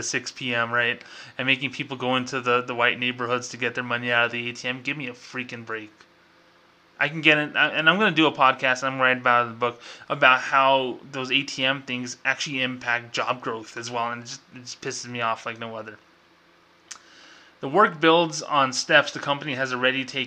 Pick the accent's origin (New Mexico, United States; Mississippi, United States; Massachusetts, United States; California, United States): New Mexico, United States; I'm from New Mexico